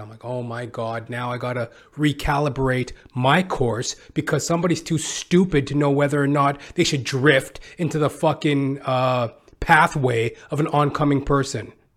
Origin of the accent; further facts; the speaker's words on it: Canada; being Canadian